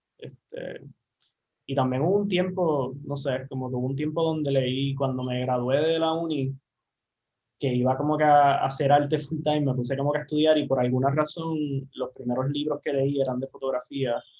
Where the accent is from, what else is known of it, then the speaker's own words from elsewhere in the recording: Aguadilla, Puerto Rico; also born or lived in San Juan, Puerto Rico; regresé a, a, Guadilla, a la base, que es de donde yo soy